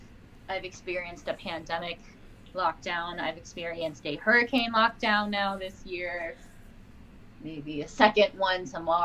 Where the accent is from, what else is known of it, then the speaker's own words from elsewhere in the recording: Riyadh, Riyadh Province, Saudi Arabia; born there; I was born in Riyadh, Saudi Arabia.